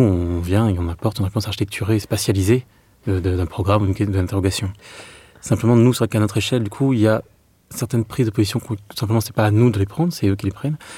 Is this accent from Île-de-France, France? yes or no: yes; Meaux, Île-de-France, France; born or raised there; moved away; also born or lived in Clermont-Ferrand